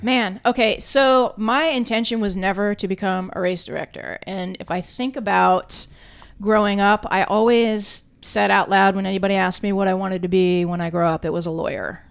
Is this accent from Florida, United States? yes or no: yes; South Florida, United States; I grew up in South Florida, spent a lot of time down in, in Key West